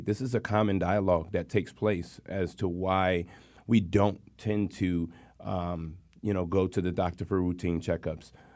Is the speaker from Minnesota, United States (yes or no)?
no; Hartford, Connecticut, United States; born and raised in Hartford, Connecticut